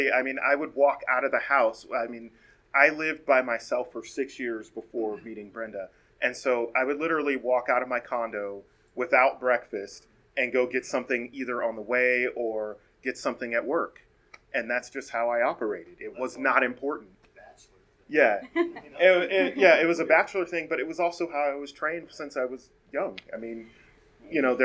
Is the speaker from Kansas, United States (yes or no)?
no; Colorado, United States; born and raised here in Colorado